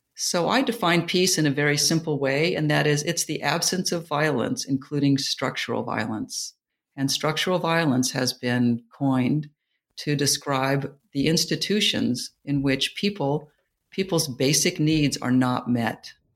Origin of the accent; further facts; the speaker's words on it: New York, United States; moved away; also born or lived in Silicon Valley / Jacksonville, Florida; I'm a New Yorker